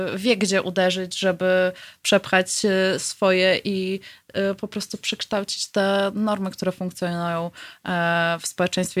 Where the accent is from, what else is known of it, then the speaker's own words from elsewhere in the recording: Lublin, Lublin Voivodeship, Poland; moved away as an adult; now in Warsaw, Poland; w Lublinie skąd pochodzę